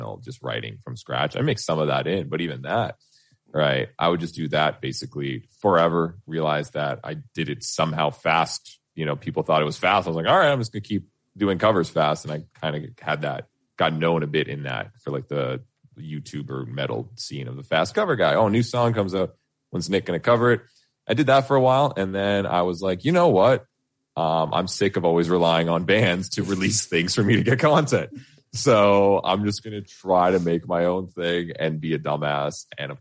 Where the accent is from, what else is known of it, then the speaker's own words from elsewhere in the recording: Canada; I'm Canadian as fuck because I was born here